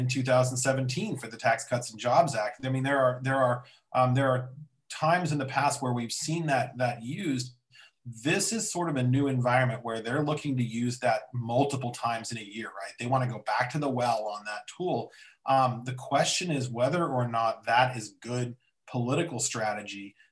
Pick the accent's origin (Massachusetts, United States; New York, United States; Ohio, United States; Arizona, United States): Arizona, United States; now in Washington, D.C., United States; I'm from Arizona